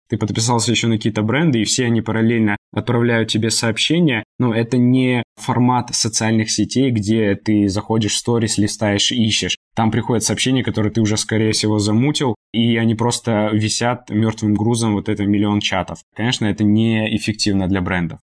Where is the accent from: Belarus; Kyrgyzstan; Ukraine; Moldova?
Moldova; moved away; с территории Молдовы, откуда я родом и у меня есть там э, в том числе гражданство параллельно с российским.